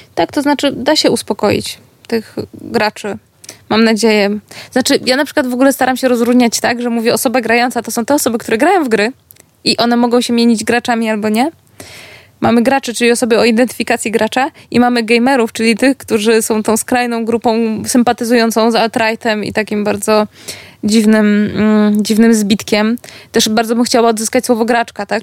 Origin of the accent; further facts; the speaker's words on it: Gdańsk, Pomeranian Voivodeship, Poland; jestem z Gdańska, z miasta, które było portowo-handlowe